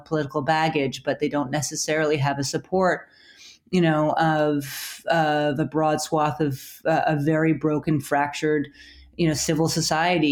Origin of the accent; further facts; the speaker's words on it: Canada; I'm Canadian. I work for the Times, but I'm Canadian.